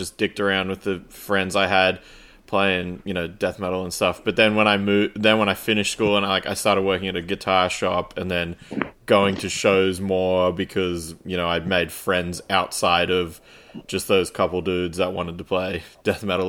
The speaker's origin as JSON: {"language": "English", "town": "Canberra", "region": "Australian Capital Territory", "country": "Australia", "tie": "born or raised there", "said": "I grew up in Canberra, like, it's a relatively small place"}